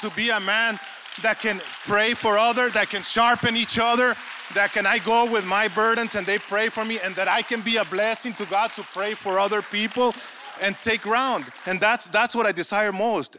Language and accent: English; Mexico